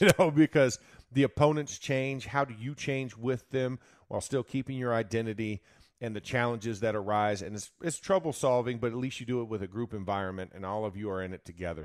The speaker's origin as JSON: {"language": "English", "region": "Florida", "country": "United States", "moved": "yes", "said": "I'm from Florida. I'm a kid. Yeah, I wear board shorts and decorate palm trees in Christmas time"}